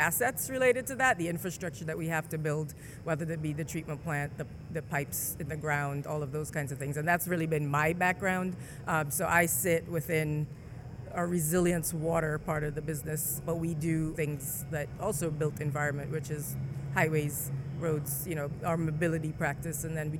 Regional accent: Jamaica; also born or lived in St. Vincent / Barbados; I was born in Jamaica. I grew up in first Jamaica, then St. Vincent, and then I spent most of my schooling years through high school in Barbados, and then I finished up high school in Jamaica. So I say I'm from the Caribbean, but mostly Jamaica.

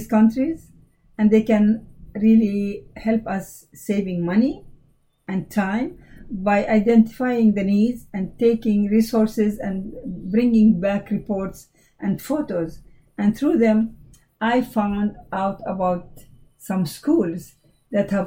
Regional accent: Jordan; moved away; I'm from Jordan, the country of Jordan

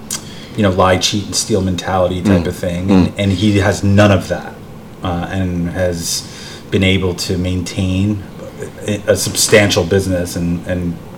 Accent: Bergen County, New Jersey, United States; also born or lived in Manhattan, New York City; Bergen County, New Jersey, where I'm from. Mm-hmm. I lived in Hell's Kitchen. I lived in Upper East Side. I lived in the West Village. I lived in Murray Hill.

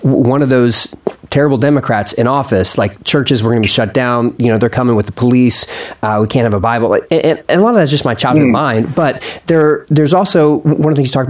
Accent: Philadelphia, Pennsylvania, United States; I was born in Philadelphia

